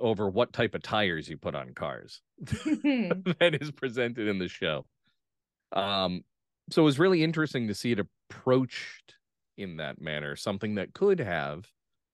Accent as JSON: {"language": "English", "region": "New England", "country": "United States", "said": "I am from New England."}